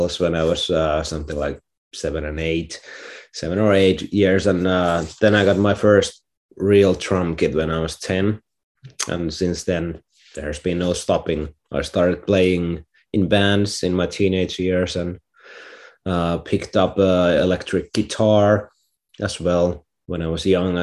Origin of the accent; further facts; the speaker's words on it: Finland; I'm a artist from Finland